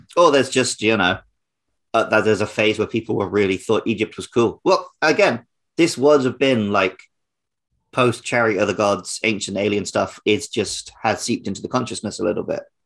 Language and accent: English; United Kingdom; now in Japan; growing up near London